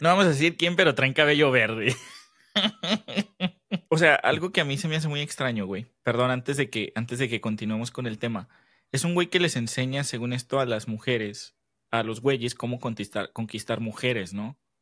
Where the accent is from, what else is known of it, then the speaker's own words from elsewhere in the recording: Mexico; nos unimos como mexicanos